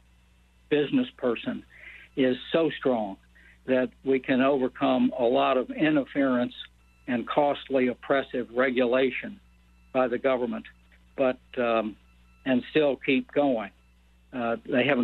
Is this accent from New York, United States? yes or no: no; Toledo, Ohio, United States; moved away as an adult; also born or lived in Southwest Virginia / Northeast United States; now in Richmond, United States; growing up in Toledo, Ohio